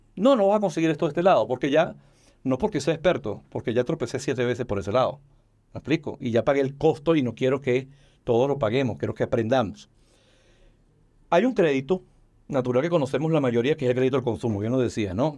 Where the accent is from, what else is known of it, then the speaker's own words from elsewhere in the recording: Venezuela; now in Mexico; Soy venezolano de nacimiento y mexicano de, corazón y de decisión